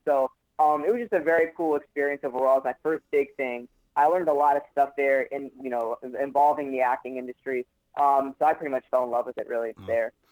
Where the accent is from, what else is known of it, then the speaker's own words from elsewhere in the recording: Orlando, Florida, United States; I grew up here. I'm, I'm a I'm a Florida boy. I'm, a hardcore Floridian. Uh, I I was uh, born and raised here.